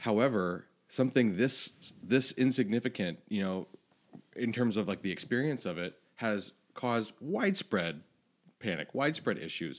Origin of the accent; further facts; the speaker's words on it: Florida, United States; moved away; I grew up in Florida